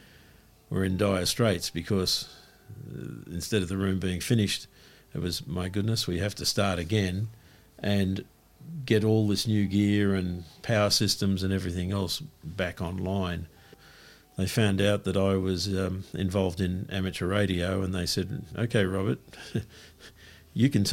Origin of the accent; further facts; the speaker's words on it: Sydney, New South Wales, Australia; I grew up in Paddington